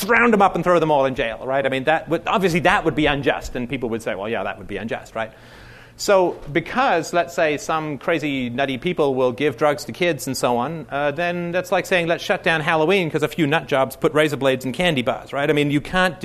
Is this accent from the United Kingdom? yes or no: yes; United Kingdom; I'm British